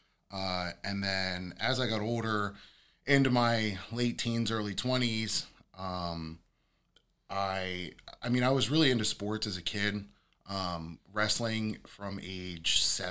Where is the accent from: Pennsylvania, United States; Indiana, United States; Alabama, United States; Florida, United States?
Pennsylvania, United States; York; also born or lived in North Carolina; I am a York County native, born and raised